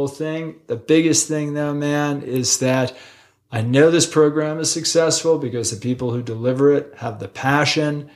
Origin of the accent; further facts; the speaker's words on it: East Coast, United States; now in Utah, United States; when I was a kid growing up on the East Coast, I could have thrown a softball into the ocean from my house.